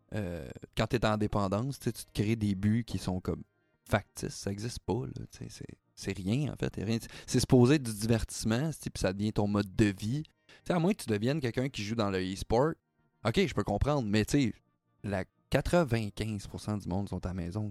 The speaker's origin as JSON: {"language": "French", "region": "Quebec", "country": "Canada", "said": "on est québécois"}